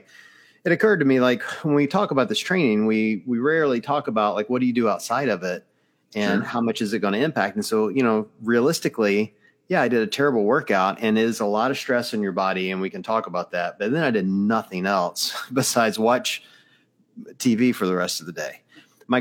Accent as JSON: {"language": "English", "region": "Mississippi", "country": "United States", "moved": "yes", "lives_now": "Ohio, United States", "said": "I'm from Mississippi"}